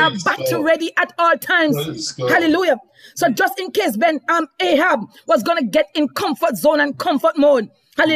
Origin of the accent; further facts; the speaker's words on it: Jamaica; accent: Jamaican; I just broke out in Jamaican terms just now